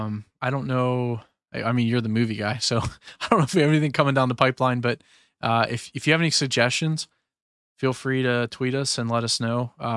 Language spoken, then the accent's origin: English; Pennsylvania, United States; Sorry, that's a bad habit. I'm from Western PA, so that's a stupid user.